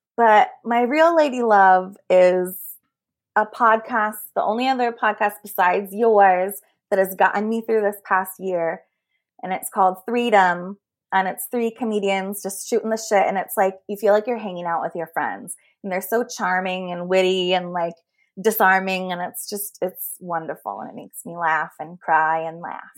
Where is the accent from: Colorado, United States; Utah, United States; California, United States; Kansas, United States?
California, United States; Bay Area; I grew up in the Bay Area